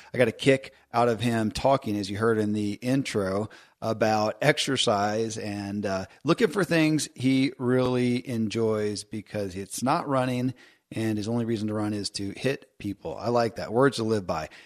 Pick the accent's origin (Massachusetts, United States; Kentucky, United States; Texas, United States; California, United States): Kentucky, United States; born or raised there